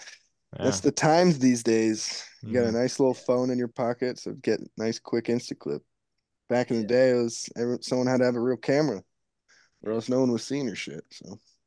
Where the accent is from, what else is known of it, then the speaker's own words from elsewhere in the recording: Livermore, California, United States; he's from my hometown, Livermore.